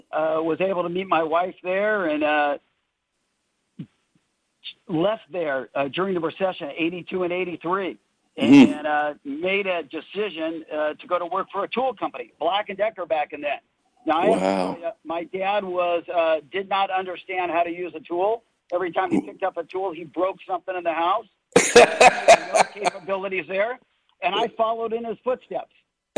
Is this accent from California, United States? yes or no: yes; Los Angeles, California, United States; moved away; I grew up in the Valley, grew up in Granada Hills